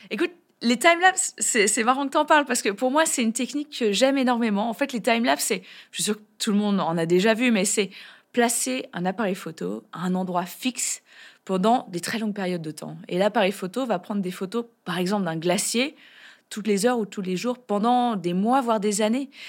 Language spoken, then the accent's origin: French; France; chez nous, en France